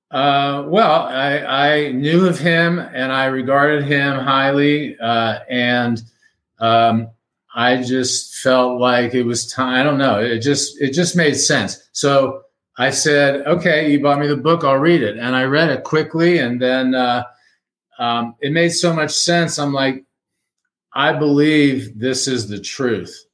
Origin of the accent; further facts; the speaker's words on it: Miami, Florida, United States; moved away as an adult; now in Fort Collins, United States; I'm a native Miamian, lived there 60 years, transplanted to Fort Collins, Colorado